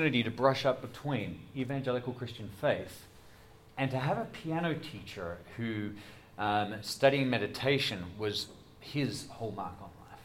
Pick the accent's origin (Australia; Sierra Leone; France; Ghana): Australia; Adelaide, South Australia; moved away as an adult; also born or lived in Doylestown, Pennsylvania; now in United States; I'm from Adelaide